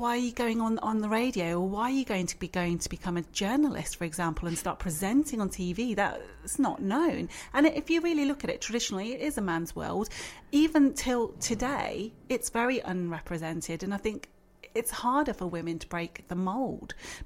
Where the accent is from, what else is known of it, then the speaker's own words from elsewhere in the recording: Birmingham, West Midlands, United Kingdom; also born or lived in London; I came back to Birmingham